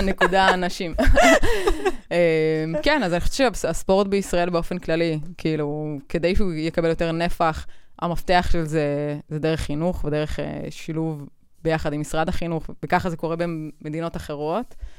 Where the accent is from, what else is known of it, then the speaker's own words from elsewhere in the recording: Israel; אנחנו בישראל